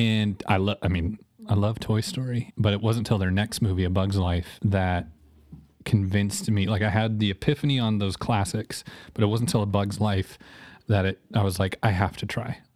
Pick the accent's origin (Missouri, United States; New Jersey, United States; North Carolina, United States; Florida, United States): Missouri, United States; Joplin; also born or lived in Rockford, Illinois; I'm from born in Joplin, was born, uh, in Missouri, um, lived in Rockford, Illinois for a little bit, then moved back to Joplin.